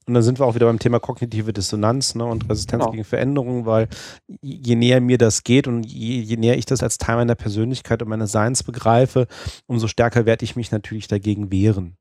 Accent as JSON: {"language": "German", "region": "Hesse", "country": "Germany", "also_born_or_lived": "Hanover / Düsseldorf", "said": "ich bin Hesse"}